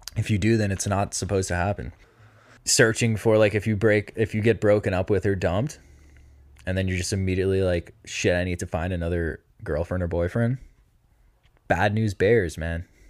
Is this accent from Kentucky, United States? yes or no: no; Massachusetts, United States; I'm from Mass